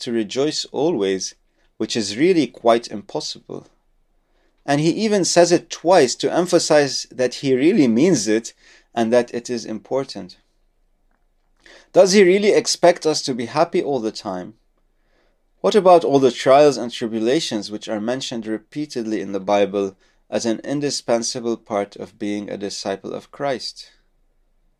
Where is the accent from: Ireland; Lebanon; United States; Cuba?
Lebanon; moved away; my home country of Lebanon